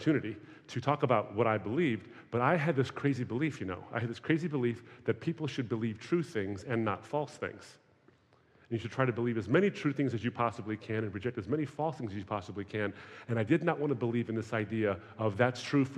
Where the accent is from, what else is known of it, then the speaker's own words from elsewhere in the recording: Michigan, United States; I grew up in Michigan, which is a very heavy Muslim population in that area